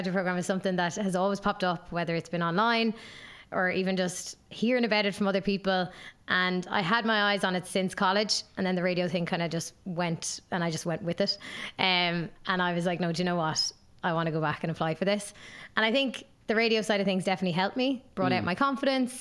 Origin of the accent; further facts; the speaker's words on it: Waterford, Munster, Ireland; I'm from Waterford, from the sunny southeast